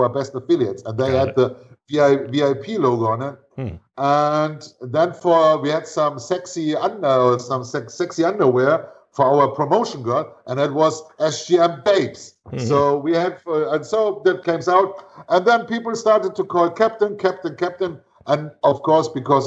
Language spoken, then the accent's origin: English; Northern Germany, Germany; moved away; also born or lived in Venezuela; I grew up on the Baltic Sea in north of Germany